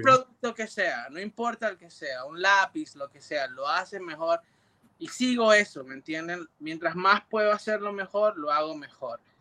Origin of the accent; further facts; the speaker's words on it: New York, United States; moved away as an adult; also born or lived in Puerto Rico; yo crecí en Nueva York y, cuando cumplí 19 años, yo fui a Puerto Rico